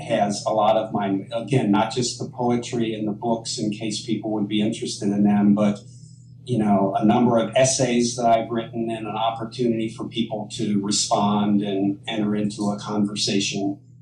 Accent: Cincinnati, Ohio, United States; where I grew up in Cincinnati, Ohio

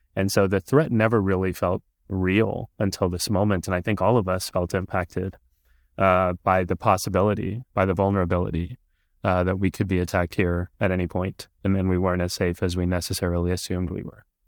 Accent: Texas, United States; first language Punjabi; English is a second language; I was growing up in Texas at the time, and I went to college in Texas too

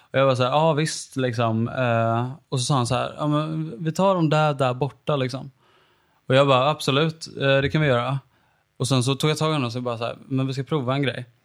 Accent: Sweden; nu kommer de ju fatta att jag är svensk.

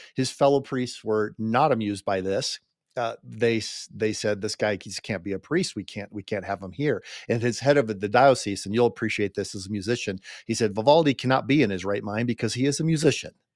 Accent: United States; we we Americans appreciate about being an American

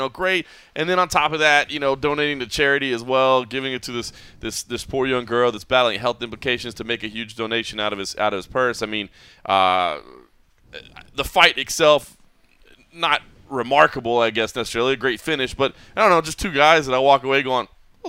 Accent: Texas, United States; They remind me of like Texans back home in the United States. They remind me of my home state.

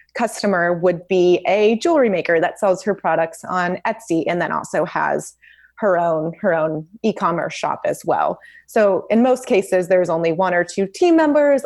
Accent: Memphis, Tennessee, United States; moved away as an adult; also born or lived in Los Angeles, California; now in Santa Barbara, United States; I grew up in Memphis, Tennessee

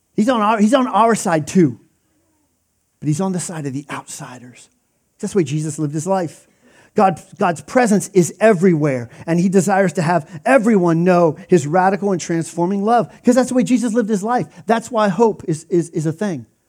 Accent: Pennsylvania, United States; I grew up in Pennsylvania

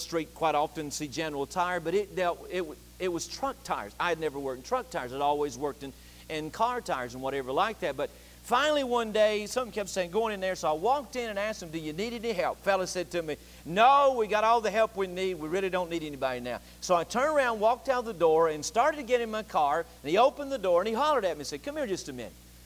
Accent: Boone, North Carolina, United States; moved away as an adult; from Boone, North Carolina.

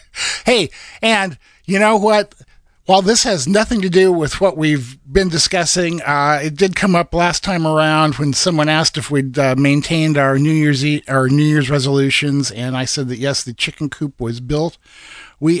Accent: Iowa, United States; now in Oregon, United States; when I was growing up in Iowa

